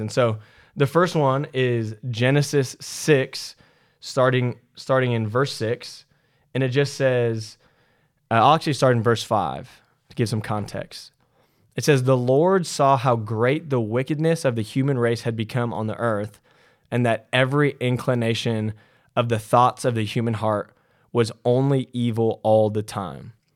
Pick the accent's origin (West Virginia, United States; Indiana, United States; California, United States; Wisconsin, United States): California, United States; growing up in California